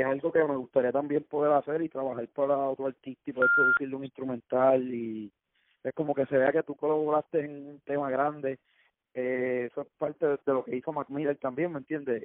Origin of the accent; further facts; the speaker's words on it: Cayey, Puerto Rico; soy de acá de Calle y full respeto y amo Calle con mi vida